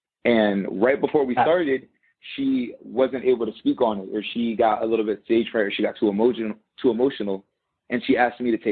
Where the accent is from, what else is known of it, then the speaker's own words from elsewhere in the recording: North Haven, Connecticut, United States; moved away as an adult; now in Tampa, United States; I was born in North Haven, Connecticut, which is a predominantly white town